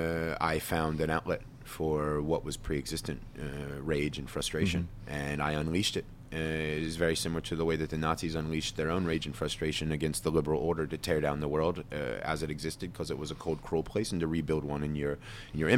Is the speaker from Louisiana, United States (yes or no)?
no; small-town Pennsylvania, United States; also born or lived in New Jersey; Blonde-haired, blue-eyed white kid from, you know, small-town Pennsylvania with connections to New Jersey.